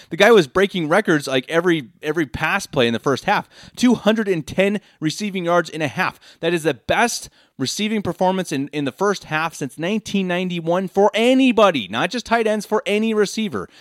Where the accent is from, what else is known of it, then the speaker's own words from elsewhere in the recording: Denver, Colorado, United States; moved away as an adult; now in Munich, Germany; born and raised in Denver, Colorado, lifelong Broncos fan